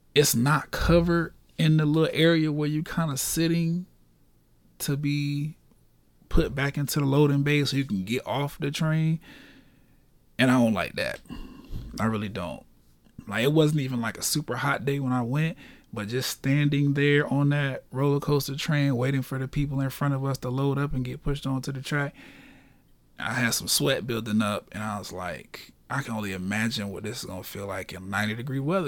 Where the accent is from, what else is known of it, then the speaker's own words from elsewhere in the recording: Orlando, Florida, United States; born and raised in Orlando